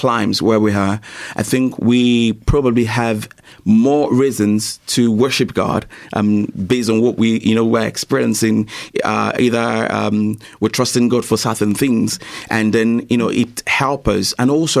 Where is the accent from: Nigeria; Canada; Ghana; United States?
Nigeria; I'm also from Nigeria